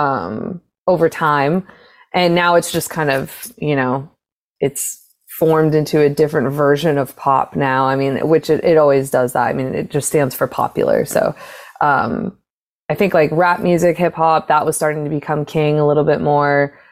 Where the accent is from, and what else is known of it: Arizona, United States; born or raised there; moved away as an adult; now in Los Angeles, United States